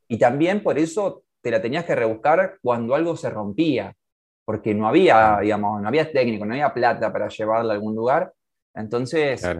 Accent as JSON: {"language": "Spanish", "country": "Argentina", "said": "nos toca como argentinos"}